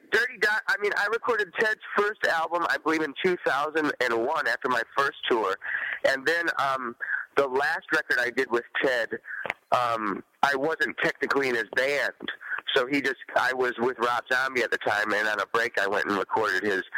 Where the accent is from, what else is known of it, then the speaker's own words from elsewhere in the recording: Detroit, Michigan, United States; I started playing it as a young buck growing up in Detroit.